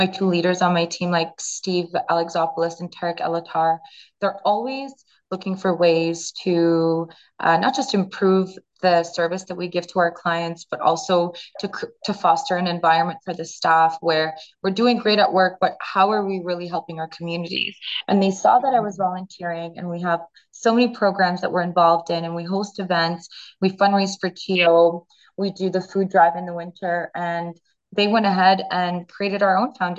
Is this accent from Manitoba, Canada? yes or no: no; Ottawa, Ontario, Canada; as a Canadian and as somebody that grew up in Ottawa